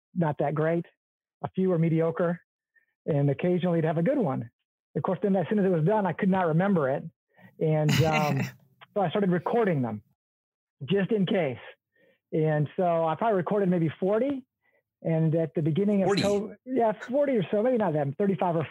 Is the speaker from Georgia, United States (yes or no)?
yes; Athens, Georgia, United States; moved away as an adult; also born or lived in Ohio / Colorado; I was born and raised in Athens, Georgia